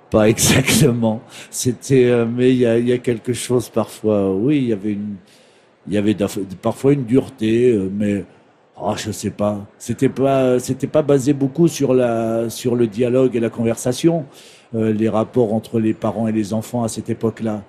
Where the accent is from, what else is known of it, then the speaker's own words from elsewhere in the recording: Saint-Georges-des-Groseilliers, Normandy, France; moved away as an adult; also born or lived in Flers; je suis né dans l'Orne à Flers et j'ai passé mon enfance à Saint-Georges-des-Groseilliers.